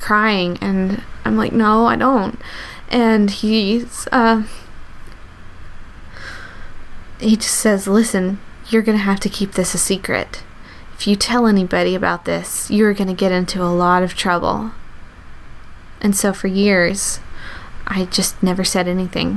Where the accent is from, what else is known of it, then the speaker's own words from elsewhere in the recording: the South, United States; I grew up in the South